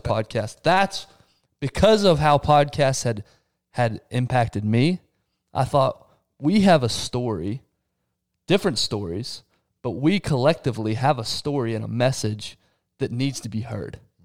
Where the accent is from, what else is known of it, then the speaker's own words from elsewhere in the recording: Texas, United States; I'm from Texas